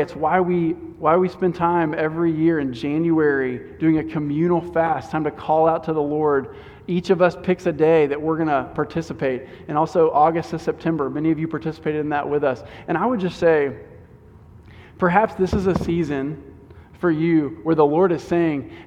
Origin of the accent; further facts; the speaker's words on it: Houston, Texas, United States; as an American, as a Houstonian